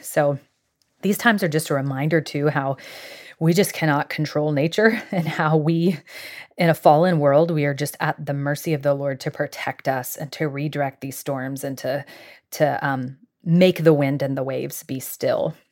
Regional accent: Jacksonville, Florida, United States; I grew up in Jacksonville, Florida

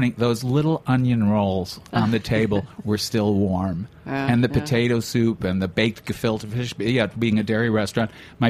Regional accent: Chicago, Illinois, United States; when I was growing up in the Jewish North Side of Chicago

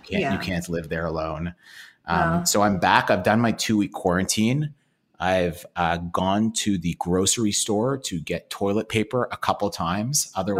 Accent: Toronto, Ontario, Canada; Yeah, I grew up in Toronto. Mm-hmm. Lived here my entire life. I love it here.

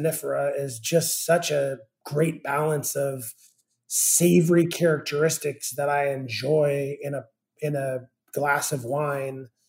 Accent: Northern California, United States; moved away as an adult; also born or lived in New York City; now in Charleston, United States; I'm originally from Northern California

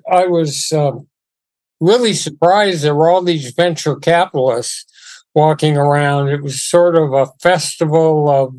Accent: Los Angeles, California, United States; I grew up in West Los Angeles to a father who was a school teacher and then principal of a couple big high schools, Fairfax High School

